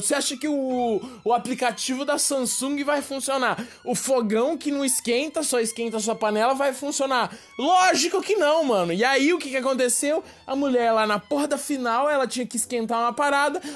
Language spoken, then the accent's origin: Portuguese; Brazil; eu sou brasileiro